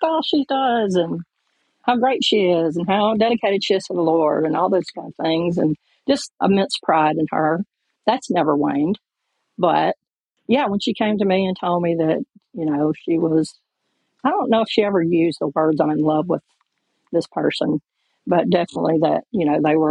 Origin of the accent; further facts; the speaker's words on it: Mississippi, United States; I grew up in Mississippi in the 60s and 70s.